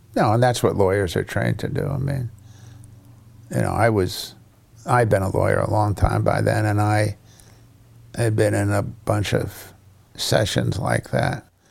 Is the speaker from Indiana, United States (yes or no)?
no; New Haven, Connecticut, United States; I understand a lot of bad Italian 'cause I grew up in New Haven